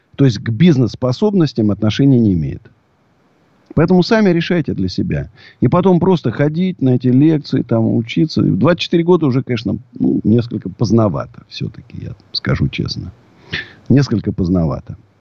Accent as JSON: {"language": "Russian", "region": "Moscow", "country": "Russia", "said": "я даже не россиянин, я москвич. Вот. Знаешь, потому что могу жить только в Москве"}